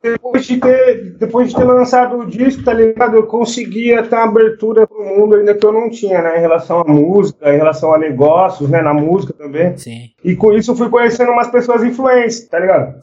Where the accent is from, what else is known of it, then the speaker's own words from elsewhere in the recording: Jundiaí, São Paulo, Brazil; nasci em Jundiaí, tá ligado? Eu nunca saí daqui.